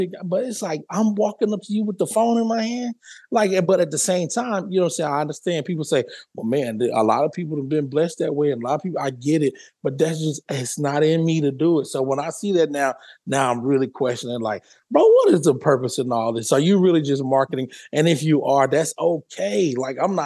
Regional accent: Louisiana, United States; I'm from Louisiana

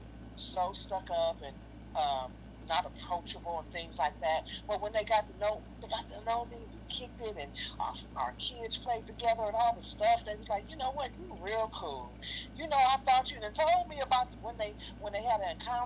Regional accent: San Francisco, California, United States; I was born and raised in San Francisco

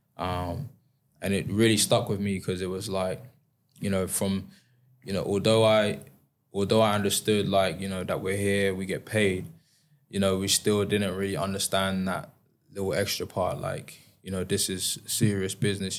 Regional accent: High Wycombe, South East England, United Kingdom; I was a young kid growing up in High Wycombe

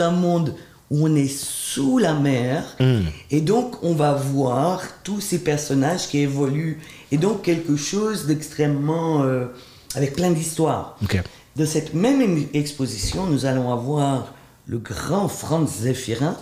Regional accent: Switzerland; also born or lived in Haiti; même si j'ai été élevé en Suisse

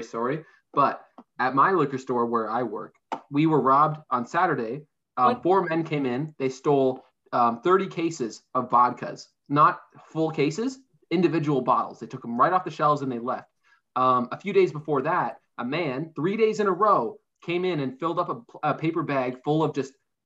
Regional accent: Happy Valley-Goose Bay, Newfoundland and Labrador, Canada; moved away as an adult; now in St. John's, Canada; Growing up where we grew up, that fucking Burger King was such a it was such a gross Burger King

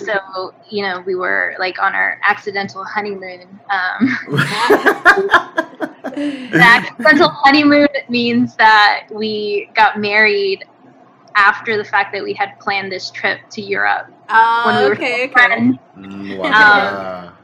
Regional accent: Cherokee, North Carolina, United States; also born or lived in Tijuana, Mexico / San Antonio, Texas / Durham, North Carolina; when I was 10, we moved from San Antonio to Cherokee, North Carolina

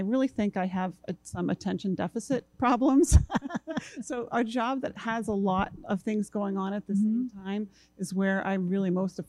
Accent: Marston's Mills, Massachusetts, United States; now in Falmouth, United States; I moved to Cape Cod when I was two.

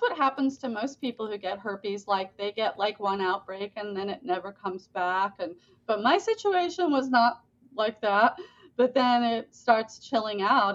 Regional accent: Boynton Beach, Florida, United States; also born or lived in England; I'm from Florida

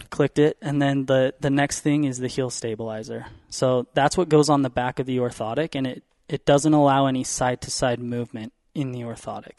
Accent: Utah, United States; I grew up in Utah

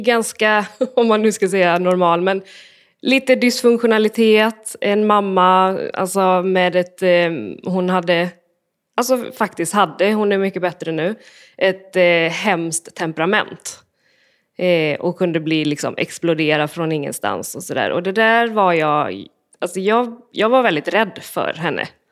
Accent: Borås, Västra Götaland, Sweden; jag är uppvuxen i Borås

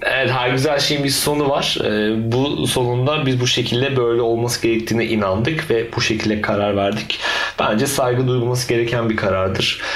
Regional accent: Turkey; biz Türkler olarak

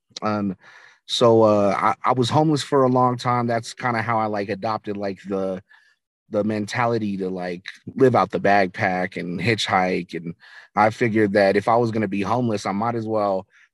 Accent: Albuquerque, New Mexico, United States; I grew up in Albuquerque, New Mexico.

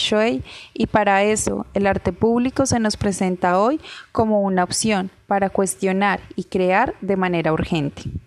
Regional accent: Cartagena, Bolívar, Colombia; como cartageneros, como colombianos

